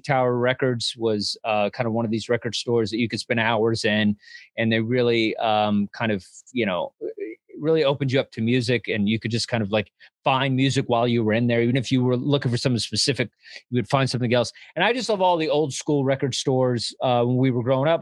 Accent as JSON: {"language": "English", "region": "Texas", "country": "United States", "said": "I'm from Texas"}